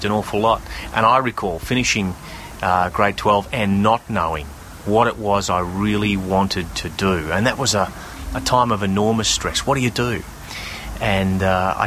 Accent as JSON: {"language": "English", "region": "North Queensland", "country": "Australia", "tie": "born or raised there", "said": "I travelled around a lot as a young person. I grew up mostly in North Queensland."}